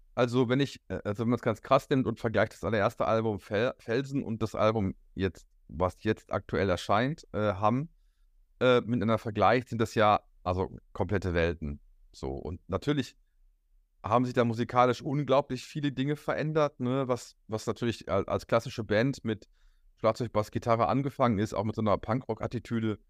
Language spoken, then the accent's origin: German; Hamm, North Rhine-Westphalia, Germany; hier bei uns in Hamm